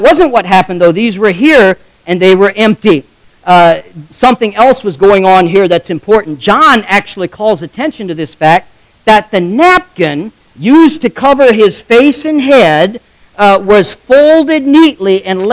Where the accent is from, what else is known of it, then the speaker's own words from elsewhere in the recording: United States; accent: Amish; first language Pennsylvania German (Amish); English is a second language; English is my second language. I spoke Amish until I spoke English